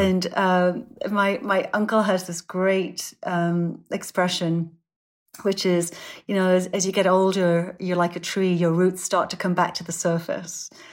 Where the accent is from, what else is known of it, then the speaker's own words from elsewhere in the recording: Sunderland, North East England, United Kingdom; moved away; Sunderland's my hometown. Um, it's, it's where I grew up